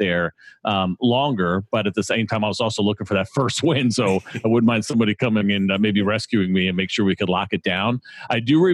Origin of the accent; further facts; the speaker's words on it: New York, United States; I grew up in the Northeast in New York, so just a couple of hours away